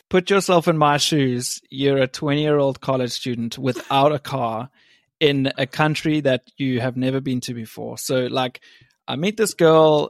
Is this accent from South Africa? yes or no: yes; South Africa; moved away as an adult; also born or lived in West Virginia; now in England; I was born in England, grew up in South Africa, and I went to West Virginia on a college soccer scholarship